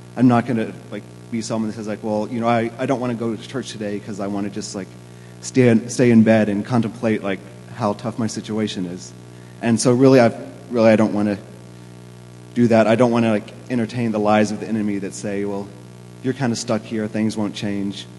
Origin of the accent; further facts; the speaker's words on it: Kentucky, United States; now in Boston, United States; I am from Kentucky.